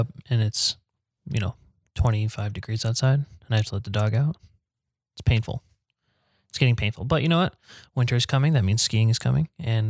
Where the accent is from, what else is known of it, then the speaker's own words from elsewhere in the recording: North Stonington, Connecticut, United States; back in my hometown in North Stonington